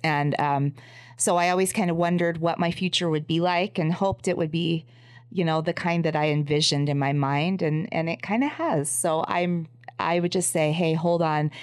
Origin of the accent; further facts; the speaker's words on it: Los Angeles, California, United States; I grew up in Los Angeles